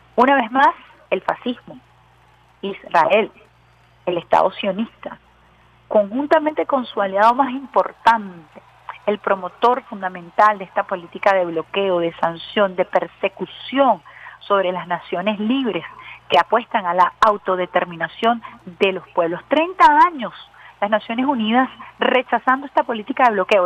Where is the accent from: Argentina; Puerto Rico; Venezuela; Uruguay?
Venezuela